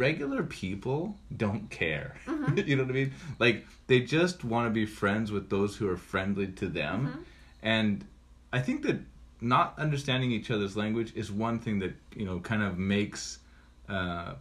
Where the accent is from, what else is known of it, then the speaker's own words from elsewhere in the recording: United States; when I grew up in the United States